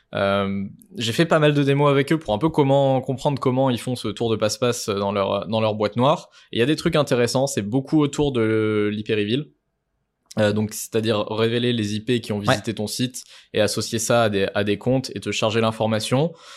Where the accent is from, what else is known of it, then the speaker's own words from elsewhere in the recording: France; on est français